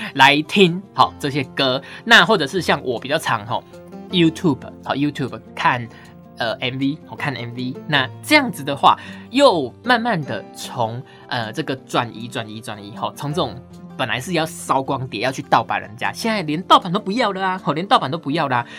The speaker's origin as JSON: {"language": "Chinese", "country": "Taiwan", "said": "我们台湾人"}